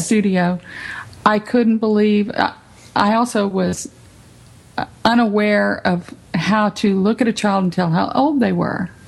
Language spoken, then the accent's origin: English; San Benito, Texas, United States; now in Tyler, United States; I grew up in San Benito, but we didn't have any dance studios in San Benito